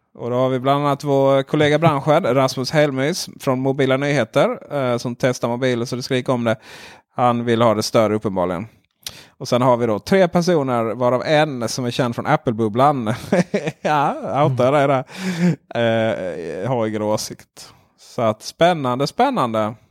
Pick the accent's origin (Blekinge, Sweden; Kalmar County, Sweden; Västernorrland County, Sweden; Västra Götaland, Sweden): Blekinge, Sweden; Ronneby; jag är från Ronneby